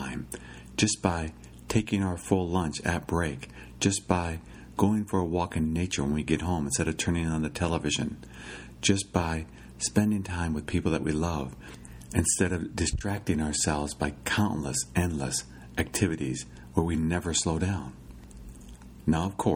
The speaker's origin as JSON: {"language": "English", "region": "Iowa", "country": "United States", "tie": "born or raised there", "said": "growing up in Iowa, my father was pretty good about taking vacations"}